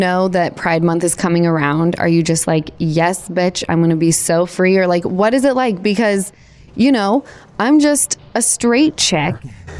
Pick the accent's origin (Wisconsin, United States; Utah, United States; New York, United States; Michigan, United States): Utah, United States; Salt Lake City; I'm from Utah, which people don't realize that Salt Lake, where I come from